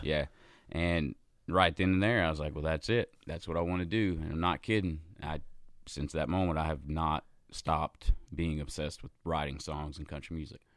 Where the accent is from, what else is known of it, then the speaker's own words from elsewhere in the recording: Gastonia, North Carolina, United States; moved away as an adult; also born or lived in Charlotte, North Carolina; now in Nashville, United States; I was in a band in my hometown. I'm from a little town called Gastonia, North Carolina